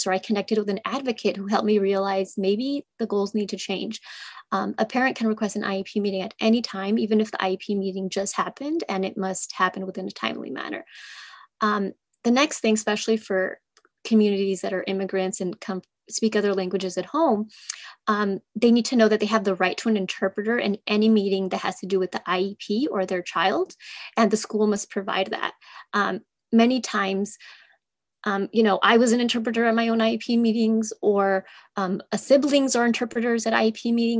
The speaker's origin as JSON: {"language": "English", "region": "California", "country": "United States", "tie": "born or raised there", "also_born_or_lived": "Mexico", "said": "I grew up in California in a small rural town"}